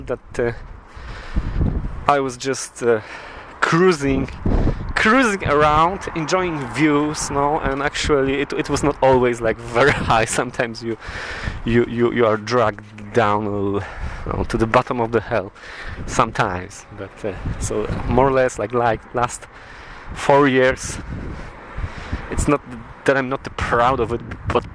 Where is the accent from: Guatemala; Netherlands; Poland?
Poland; English is a second language; now in Aberdeen, United Kingdom; I'm from Poland